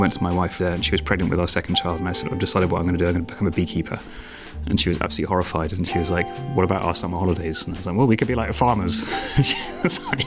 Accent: United Kingdom; moved away as an adult; now in Denmark; I am British, but moved to Denmark 15 years ago and have been here ever since.

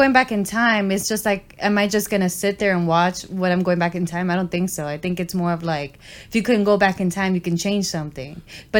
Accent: New York City, New York, United States; I would leave my hometown mm-hmm. In a heartbeat. Y'all could come visit. I mean, I feel like I've already experienced everything that New York has to offer.

